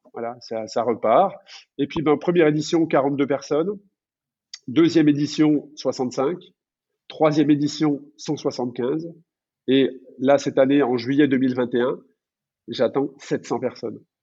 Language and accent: French; France; chez nous en France